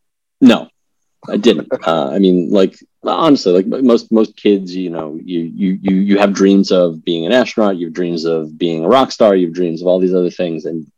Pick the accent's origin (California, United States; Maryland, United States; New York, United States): New York, United States; I'm originally from New York. I don't have the traditional New York accent, even though I grew up on Long Island